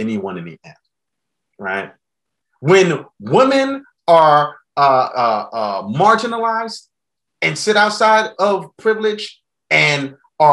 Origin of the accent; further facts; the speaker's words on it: New York City, New York, United States; I grew up in the South Bronx, New York during the crack epidemic